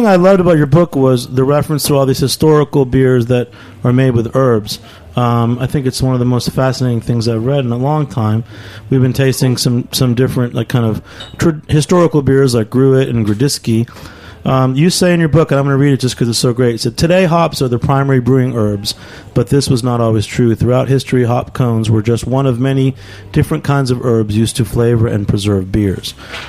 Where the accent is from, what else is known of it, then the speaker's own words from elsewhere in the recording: Bangor, Maine, United States; I'm from Bangor.